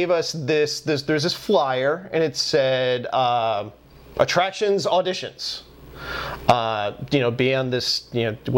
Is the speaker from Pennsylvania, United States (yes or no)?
yes; Pennsylvania, United States; I'm from Pennsylvania